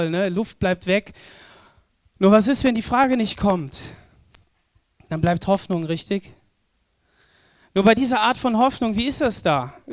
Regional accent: Southern Germany, Germany; Wir als Süddeutsche, ne? nördliche Südländer, wir haben doch gar keine Ahnung von der Brandung.

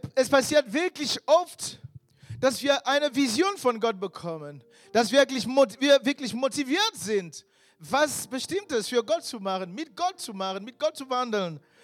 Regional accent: Cameroon; German is a second language; moved away as an adult; now in Germany; ich bin eigentlich äh, aus Kamerun, vielleicht wissen welche nicht, ich bin da geboren. Ich bin nach Deutschland ähm, vor ca. 15 Jahren gekommen und ich war fast 30 Jahre alt.

